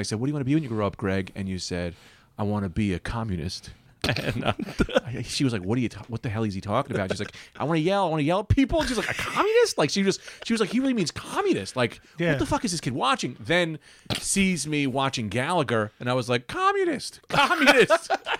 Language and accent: English; Bloomfield, New Jersey, United States; Yeah, I'm from Jersey.